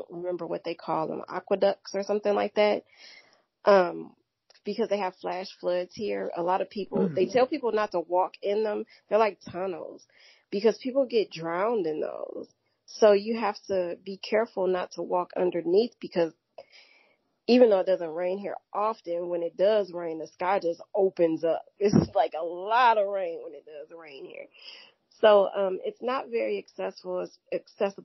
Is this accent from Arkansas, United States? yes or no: no; Cleveland, Ohio, United States; moved away; also born or lived in St. Louis, Missouri; I was raised in Cleveland, Ohio